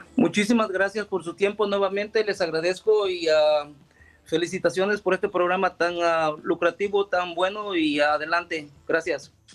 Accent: El Salvador; somos de El Salvador

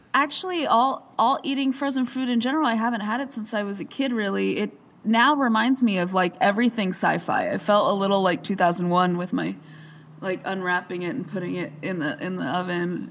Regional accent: Arizona, United States; I grew up in Arizona where there wasn't much atmosphere

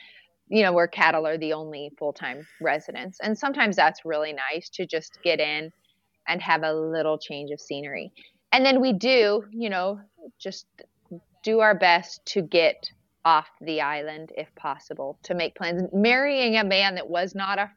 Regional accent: Nebraska, United States; moved away as an adult; now in Kodiak, United States; growing up in Nebraska, we were really rural

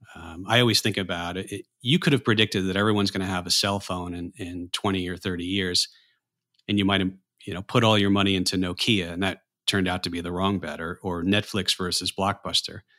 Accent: New York area, United States; growing up in the New York area

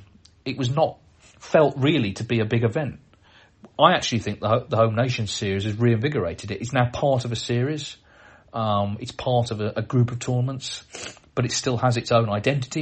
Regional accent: Wales, United Kingdom; I'm from South Wales, so a trip down to Cardiff became almost an annual tradition too.

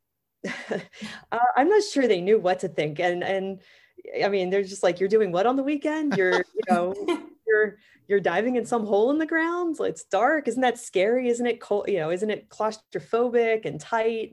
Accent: Pittsburgh, Pennsylvania, United States; moved away; also born or lived in Florida; I grew up in Pittsburgh, Pennsylvania

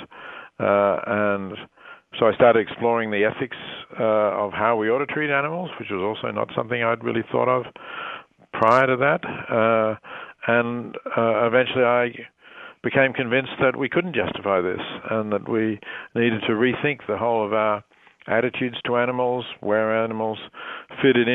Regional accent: Australia; moved away; growing up in Australia, where meat was plentiful and inexpensive

